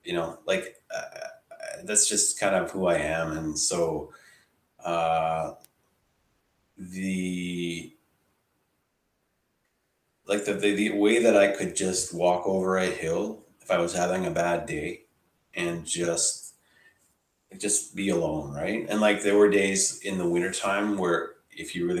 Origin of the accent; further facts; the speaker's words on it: Ottawa, Ontario, Canada; also born or lived in Toronto; I didn't grow up in Toronto. I grew up here in Ottawa where I live now